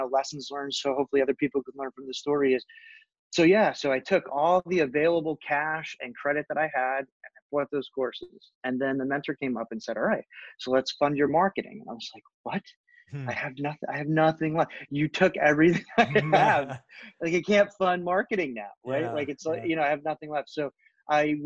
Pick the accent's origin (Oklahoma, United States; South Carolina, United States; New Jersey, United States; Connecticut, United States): New Jersey, United States; Northern; I grew up in Northern New Jersey